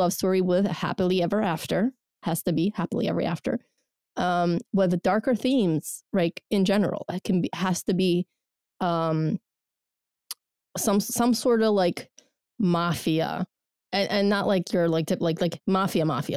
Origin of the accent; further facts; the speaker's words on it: Georgia; moved away; also born or lived in Soviet Union; I'm from Georgia Republic o, originally